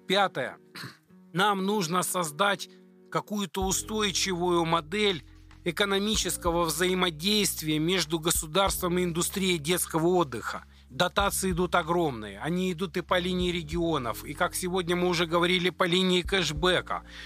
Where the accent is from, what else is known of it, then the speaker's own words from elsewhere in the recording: Ukraine; now in Russia; я сам украинец, приехал в 99 году в Россию